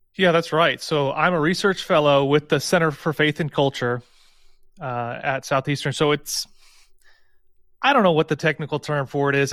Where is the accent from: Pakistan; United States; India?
United States; St. Louis, Missouri; I'm from Saint Louis